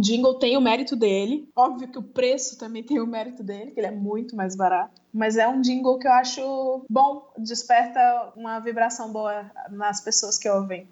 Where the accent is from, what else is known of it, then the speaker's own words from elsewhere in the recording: Ceará, Brazil; moved away as an adult; now in São Paulo, Brazil; eu já tive um só meu numa agência pequena lá de Fortaleza, que eu sou do Ceará